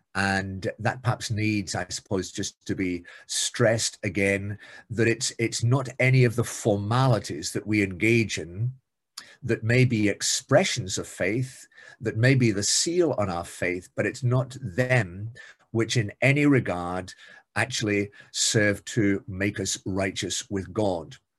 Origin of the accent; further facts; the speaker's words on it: Scotland, United Kingdom; being Scottish